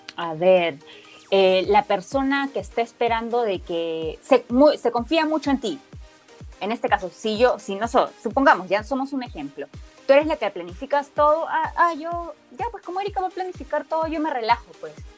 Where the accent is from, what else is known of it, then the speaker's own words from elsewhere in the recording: Peru; De Perú